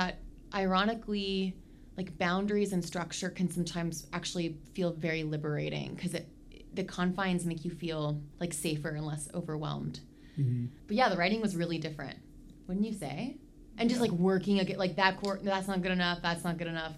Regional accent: Oklahoma, United States; I grew up in Oklahoma

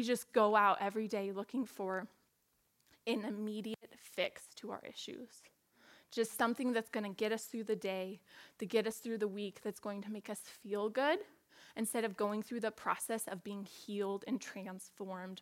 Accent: Portland, United States; moved away as an adult; I grew up in Portland and went to school at MSU

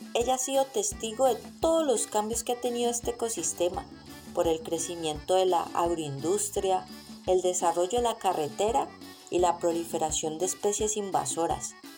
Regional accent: Buga, Valle del Cauca, Colombia; este es mi terruño

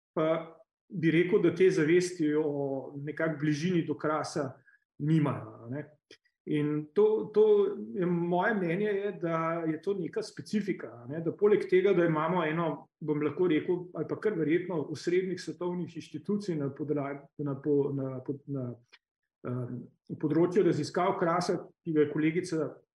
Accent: Slovenia

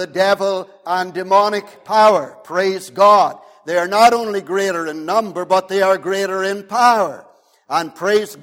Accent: Omagh, Northern Ireland, United Kingdom; I grew up in the Wild West between Omagh and Newton Stewart.

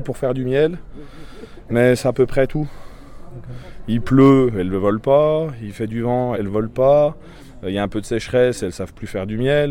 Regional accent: Doubs, Bourgogne-Franche-Comté, France; Je suis pas du Jura, moi, je suis du Doubs. je suis d'un des derniers villages euh, du Doubs euh, sur la frontière du Jura

